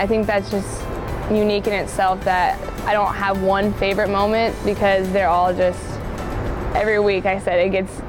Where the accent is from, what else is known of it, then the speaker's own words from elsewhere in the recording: Lincoln, Nebraska, United States; I was born and raised in Lincoln, and I knew exactly what it meant